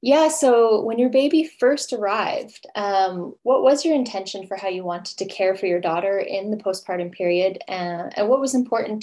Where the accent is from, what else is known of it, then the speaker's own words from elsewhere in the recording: Canada; now in Sweden; I'm originally from Canada, and I live in Sweden with my husband, four cats